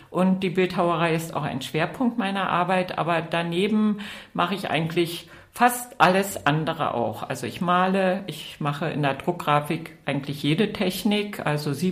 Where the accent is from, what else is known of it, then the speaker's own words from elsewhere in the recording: East Germany, Germany; moved away; Ja, genau. Also es wäre mir damals schwer vorstellbar gewesen, dass mein Mann in die DDR rüberkommt.